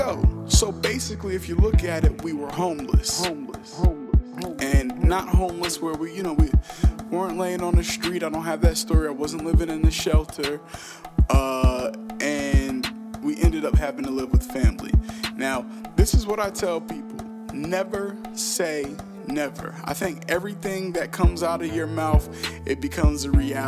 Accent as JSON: {"language": "English", "town": "Newark", "region": "New Jersey", "country": "United States", "tie": "born or raised there", "said": "I'm from Newark, New Jersey"}